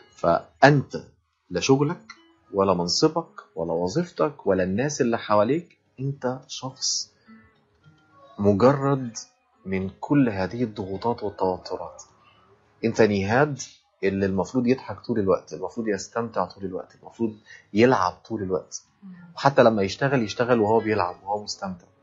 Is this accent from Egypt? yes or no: yes; Egypt; عندنا في مصر